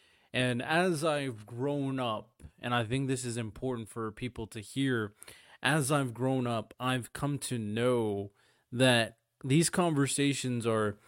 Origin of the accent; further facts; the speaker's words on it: Hawaii, United States; I grew up in Hawaii. Very interesting individual area. I grew up Samoan and Jamaican.